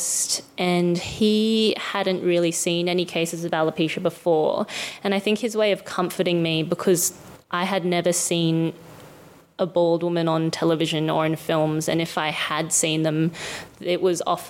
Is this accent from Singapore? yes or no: no; Sunshine Coast, Queensland, Australia; I'm Asian Australian and I grew up on the Sunshine Coast in Queensland